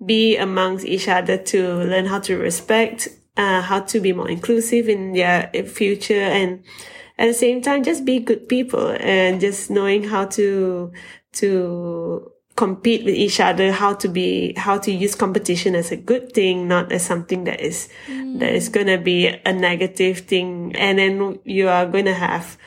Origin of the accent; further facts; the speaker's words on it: Malaysia; being a Malaysian carrying the flag for the country